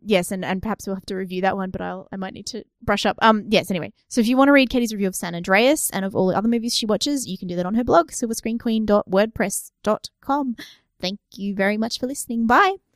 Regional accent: Australia; we've got a bit of a cultural history here

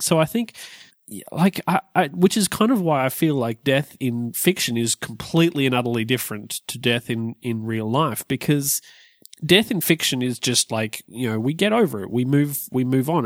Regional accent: Australia; we're Australian

